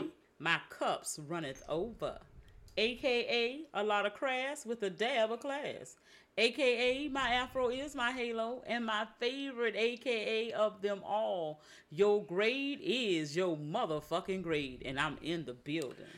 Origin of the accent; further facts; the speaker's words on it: Savannah, Georgia, United States; moved away; my hometown